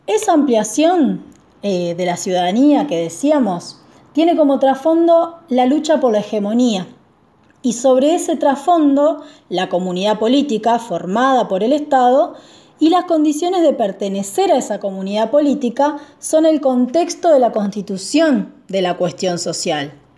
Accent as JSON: {"language": "Spanish", "region": "southern Entre Ríos", "country": "Argentina", "moved": "yes", "lives_now": "Rosario, Argentina", "said": "soy del sur de Entre Ríos, pero vivo hace varios años en Rosario"}